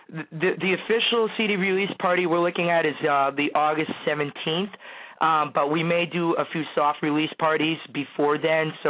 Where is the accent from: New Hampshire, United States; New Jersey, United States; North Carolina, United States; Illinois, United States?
New Hampshire, United States; I'm from New Hampshire.